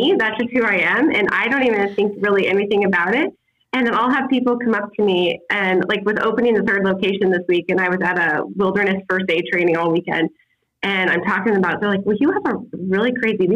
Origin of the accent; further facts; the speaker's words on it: West Liberty, Iowa, United States; now in West Des Moines, United States; my hometown of West Liberty, Iowa